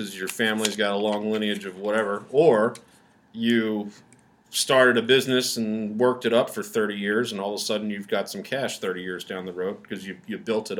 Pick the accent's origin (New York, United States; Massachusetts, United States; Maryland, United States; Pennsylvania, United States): Pennsylvania, United States; Philadelphia; we're from Philly area